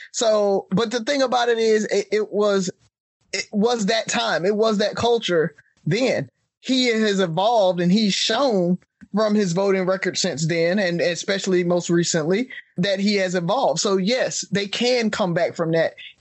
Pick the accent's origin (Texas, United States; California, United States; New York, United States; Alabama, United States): Alabama, United States; we grew up in the Alabama system, right? We all took Alabama history together